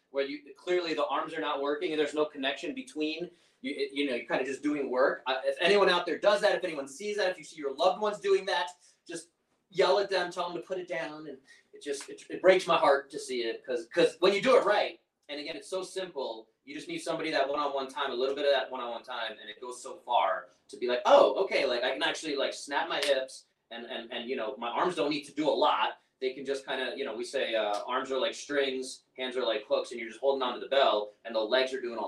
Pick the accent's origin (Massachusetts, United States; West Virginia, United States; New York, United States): New York, United States; I'm from New York